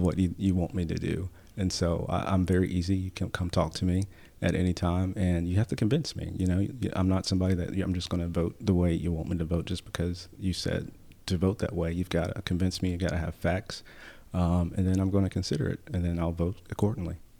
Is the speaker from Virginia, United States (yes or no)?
no; High Point, North Carolina, United States; I was born and raised in High Point